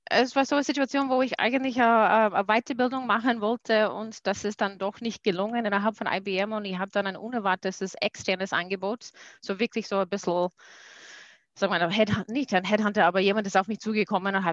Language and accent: German; United States; German is a second language; now in Austria; Ich komme aus den USA